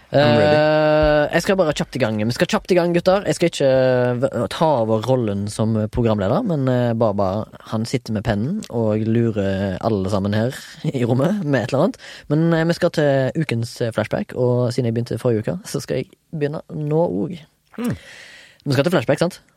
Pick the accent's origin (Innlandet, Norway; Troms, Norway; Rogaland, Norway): Rogaland, Norway; Haugesund; Jeg er fra Haugesund